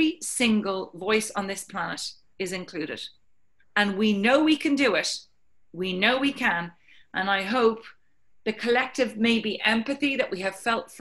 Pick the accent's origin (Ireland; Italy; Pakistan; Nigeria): Ireland; I'm Irish